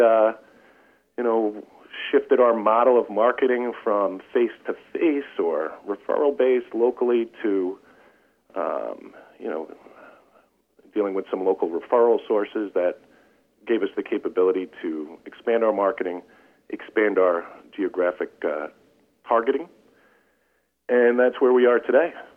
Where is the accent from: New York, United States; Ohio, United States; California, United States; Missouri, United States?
New York, United States; Long Island; we're from Long Island, so there's lots of coast around here